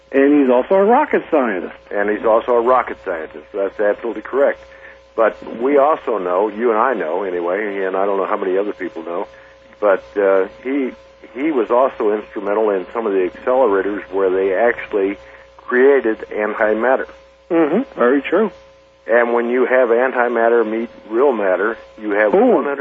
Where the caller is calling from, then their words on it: Bourbon, Missouri, United States; I'm calling from uh, Bourbon, Missouri.